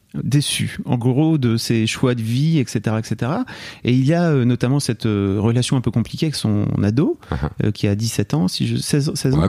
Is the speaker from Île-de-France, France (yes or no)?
no; Lille, Hauts-de-France, France; en tant que Lillois, moi, j'ai grandi la frontière belge